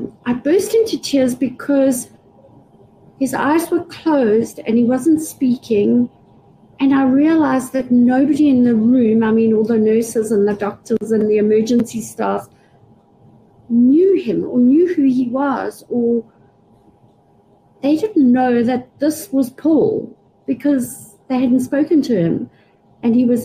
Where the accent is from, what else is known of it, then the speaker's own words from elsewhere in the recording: United Kingdom; I'm British